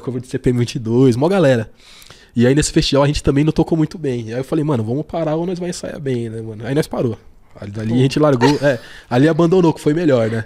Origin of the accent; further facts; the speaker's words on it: São Paulo, Brazil; eu sou nascido aqui na, na Zona Sul de São Paulo mesmo